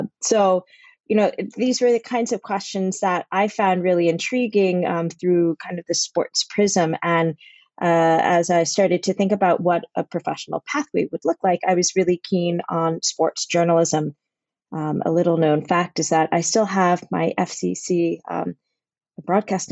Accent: Boston, Massachusetts, United States; I grew up in and around Boston

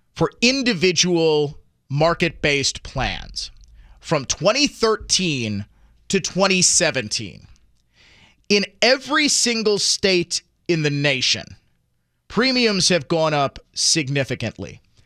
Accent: Milwaukee, Wisconsin, United States; my hometown

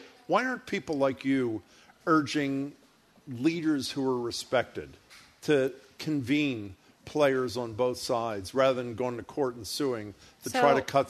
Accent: Philadelphia, Pennsylvania, United States; now in Boston, United States; my hometown of Philadelphia

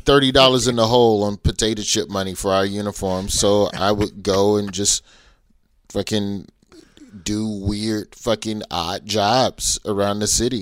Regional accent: Birmingham, Alabama, United States; I am from Birmingham, Alabama.

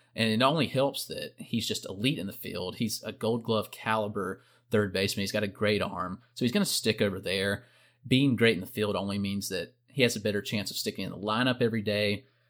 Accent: South Carolina, United States; growing up in South Carolina

